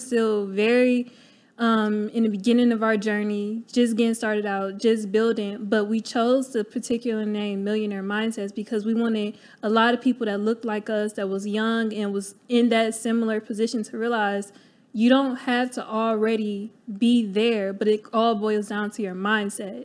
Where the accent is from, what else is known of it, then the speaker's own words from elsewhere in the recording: Cleveland, Ohio, United States; moved away as an adult; I'm from Cleveland, Ohio, born and raised